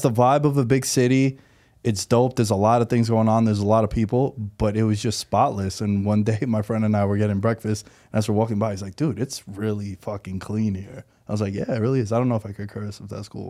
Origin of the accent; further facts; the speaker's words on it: New York City, New York, United States; moved away as an adult; now in Las Vegas, United States; born and raised New Yorker. I'm from Queens. Uh, I just moved out to Vegas in September